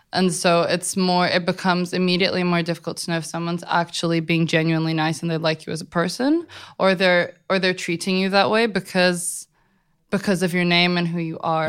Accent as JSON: {"language": "English", "region": "London", "country": "United Kingdom", "tie": "born or raised there", "said": "I was raised in London by my mom and my grandma"}